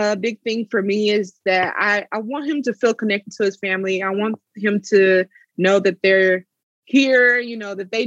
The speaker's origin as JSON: {"language": "English", "region": "Oklahoma", "country": "United States", "moved": "yes", "said": "I'm originally from Oklahoma"}